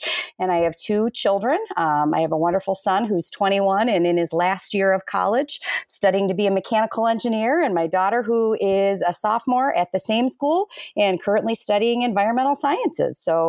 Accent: Minnesota, United States; born there; I was born in Minnesota, but I've been raised all over

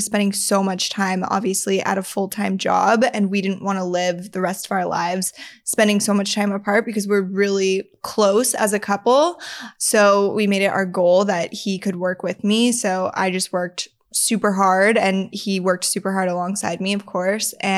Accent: Reno, Nevada, United States; moved away; I'm from Reno, Nevada, which is kind of a small town vibe.

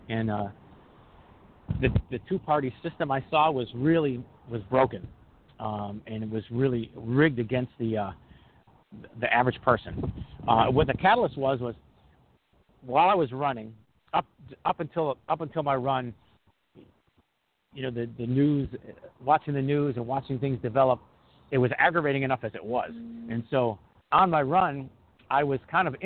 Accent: New England, United States; I'm actually from New England

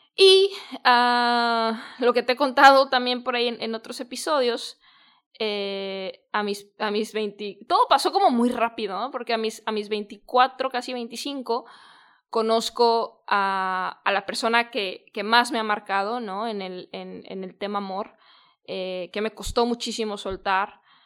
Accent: Guadalajara, Jalisco, Mexico; also born or lived in San Diego; yo soy de Guadalajara

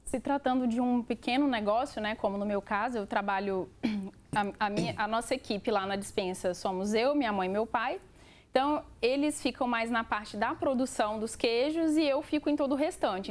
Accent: Minas Gerais, Brazil; a minha família é mineira, né? Nós somos mineiros

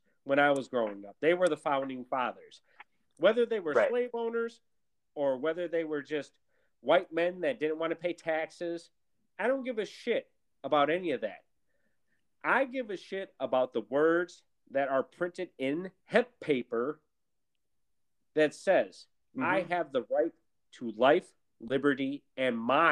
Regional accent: Milwaukee, Wisconsin, United States; I grew up in Milwaukee, Wisconsin, a very segregated city

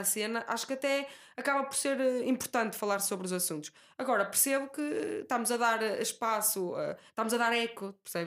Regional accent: Guimarães, Norte, Portugal; moved away

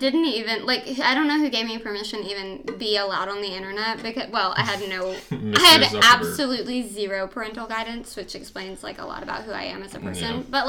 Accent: the Bible Belt, United States; even though we grew up in the Bible Belt

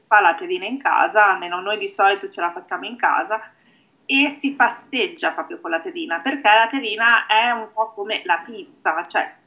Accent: Emilia-Romagna, Italy; io sono romagnola

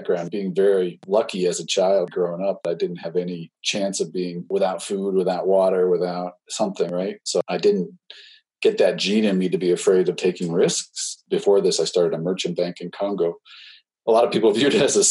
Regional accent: Los Alamos, New Mexico, United States; now in Colorado, United States; I grew up in Los Alamos, New Mexico

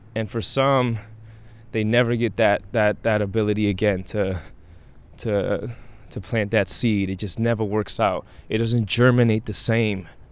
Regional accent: New York City, New York, United States; the violent neighborhood that I that I was raised in in Brownsville

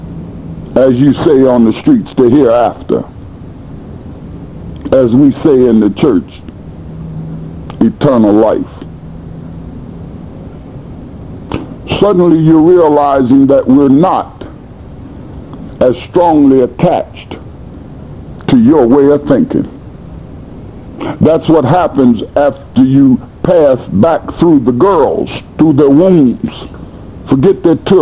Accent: United States; I'm American

